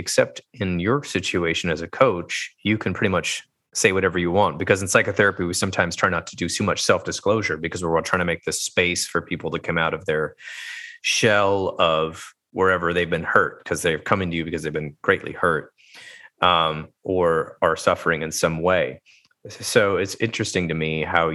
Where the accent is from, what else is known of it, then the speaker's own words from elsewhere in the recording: United States; growing up in the United States, I was basically taught that vulnerability was a weakness as a boy